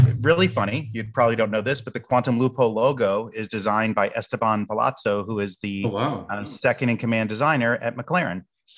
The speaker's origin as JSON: {"language": "English", "town": "Boca Raton", "region": "Florida", "country": "United States", "tie": "born or raised there", "said": "and I grew up in Boca Raton, Florida, where IBM had their headquarters and or not their campus where they were building the PCs originally and things like that."}